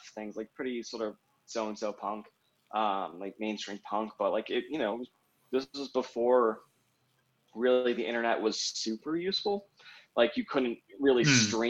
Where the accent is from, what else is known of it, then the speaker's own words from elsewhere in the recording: Raleigh, North Carolina, United States; moved away as an adult; also born or lived in Barcelona / Providence, Rhode Island / Washington, District of Columbia, United States / Chapel Hill; now in Denver, United States; I grew up in North Carolina, in the sort of capital town of Raleigh, North Carolina